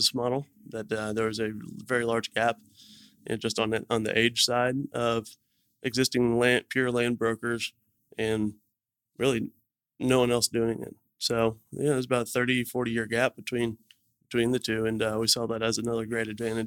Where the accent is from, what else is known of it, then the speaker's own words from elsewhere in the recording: Dallas, Texas, United States; my partner and I were both born and raised in Dallas